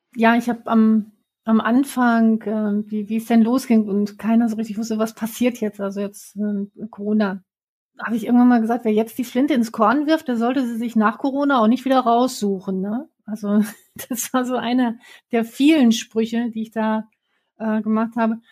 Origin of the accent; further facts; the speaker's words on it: Werther, North Rhine-Westphalia, Germany; also born or lived in Bielefeld; Ich bin am Teuto groß geworden, irgendwo entlang der Hermannshöhen zwischen Bielefeld und Bockelthausen